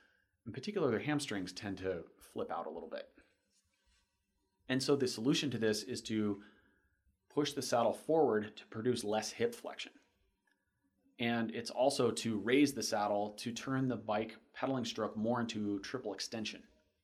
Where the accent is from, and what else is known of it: Florida, United States